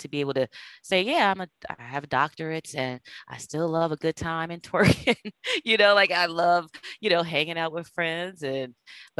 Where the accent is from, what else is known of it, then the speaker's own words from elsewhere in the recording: New Castle, Delaware, United States; moved away; I'm originally from Delaware, from Newcastle, Delaware